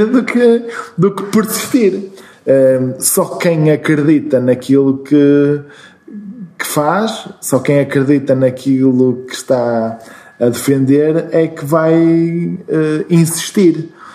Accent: Braga, Norte, Portugal; also born or lived in Porto; eu nasci em Braga, nasci no centro, mesmo no hospital que agora é um hotel, um, ehm, e uh, vivi sempre em Braga até à universidade

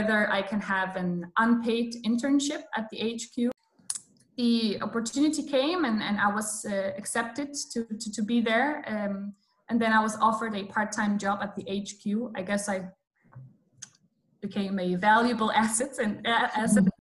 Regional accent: Poland; moved away as an adult; now in Copenhagen, Denmark; I come from Poland and I came to Denmark to study 6.5 years ago.

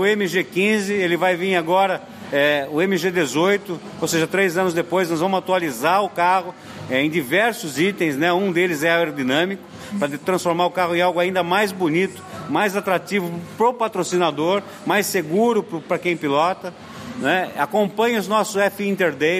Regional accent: Brazil; nós como brasileiros

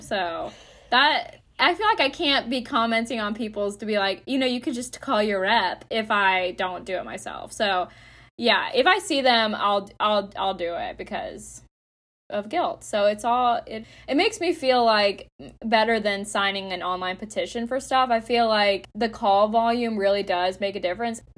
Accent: Conyers, Georgia, United States; I have also voted at, uh, in my hometown in Conyers

